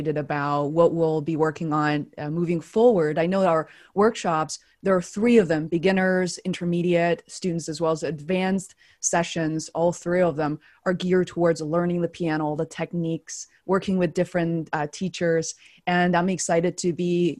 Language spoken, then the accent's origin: English; China; growing up in China